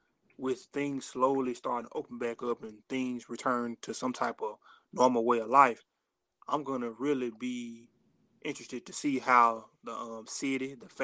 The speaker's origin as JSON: {"language": "English", "town": "Jackson", "region": "Mississippi", "country": "United States", "tie": "born or raised there", "said": "being from Jackson, being born and raised in Jackson, growing up on campus and growing up at DeVita"}